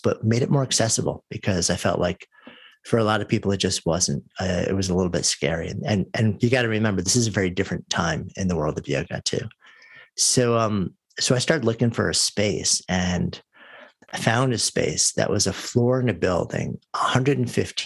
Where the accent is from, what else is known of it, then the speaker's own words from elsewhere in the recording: New York, United States; moved away as an adult; I grew up just outside of New York, and I've lived my entire adult life up until just about a year ago in New York City